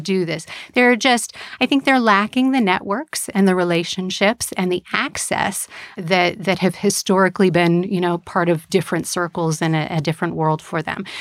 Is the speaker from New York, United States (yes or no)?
no; Connecticut, United States; moved away as an adult; also born or lived in Massachusetts / Chicago; I'm originally from the East Coast, grew up in Connecticut